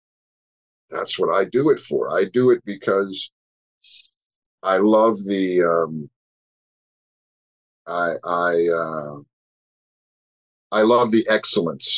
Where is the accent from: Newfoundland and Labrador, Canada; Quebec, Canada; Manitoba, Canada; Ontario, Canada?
Quebec, Canada; Montreal; I'm from Montreal